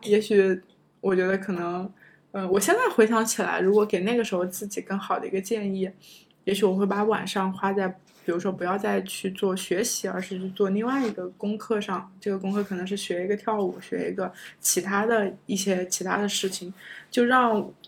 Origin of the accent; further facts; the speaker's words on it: China; moved away as an adult; also born or lived in United States; 我觉得中国学生，我们有的时候都会有些会很在意